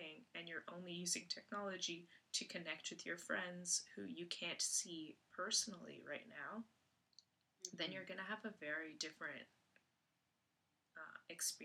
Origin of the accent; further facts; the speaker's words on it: Canada; as a Canadian